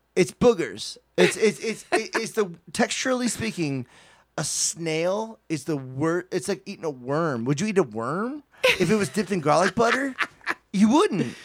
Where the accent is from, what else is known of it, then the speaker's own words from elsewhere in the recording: United States; I'm an American